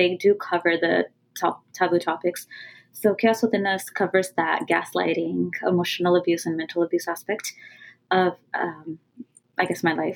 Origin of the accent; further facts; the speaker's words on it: California, United States; first language Punjabi; I was born and raised in California